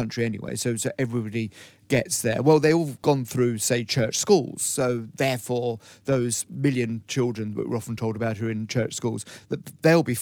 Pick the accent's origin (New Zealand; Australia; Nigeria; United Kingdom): United Kingdom; England; we're English